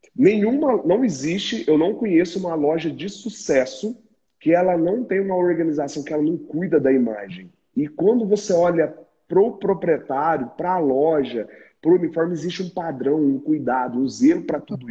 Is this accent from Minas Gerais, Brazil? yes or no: yes; Minas Gerais, Brazil; nós que somos mineiros